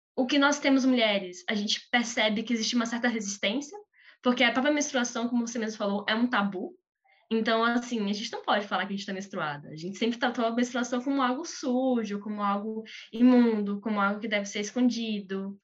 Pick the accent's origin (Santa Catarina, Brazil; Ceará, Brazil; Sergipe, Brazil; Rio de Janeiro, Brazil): Sergipe, Brazil; Aracaju; Eu sou de Sergipe, eu sou de, de Aracaju, Sergipe